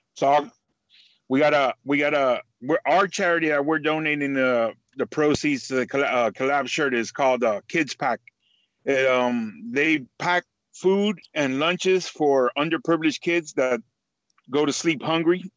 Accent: Miami, Florida, United States; moved away; I'm I'm from Miami. You know, and I and I live up here, but I got that Miami attitude

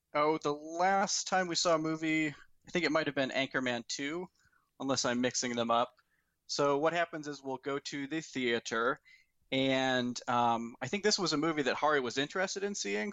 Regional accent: Fort Wayne, Indiana, United States; moved away as an adult; now in Alabama, United States; we both grew up in Fort Wayne, Indiana.

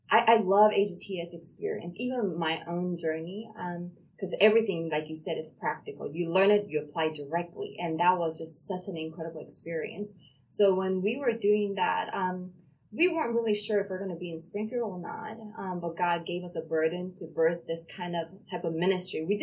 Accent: Busan, South Korea; born there; accent: South Korean accent; English is a second language; South Korea, Busan. So I would, that's a southern part. So I used to speak with accent, South Korean accent.

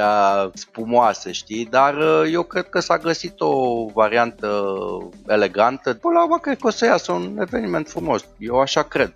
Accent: Brașov, Brașov County, Romania; sunt brașovean

